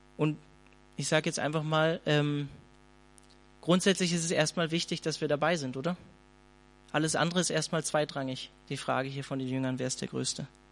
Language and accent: German; Hanover, Lower Saxony, Germany; ich komme eigentlich aus der Kell, eigentlich aus Hannover